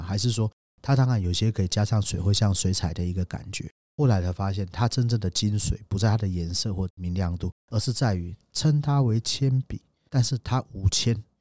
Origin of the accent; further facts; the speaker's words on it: Taiwan; 我们台湾人